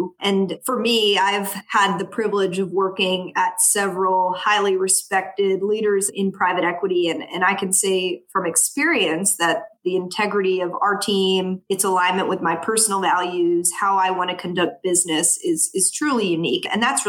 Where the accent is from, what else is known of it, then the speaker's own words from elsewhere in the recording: the South, United States; Growing up in the South, very far from Wall Street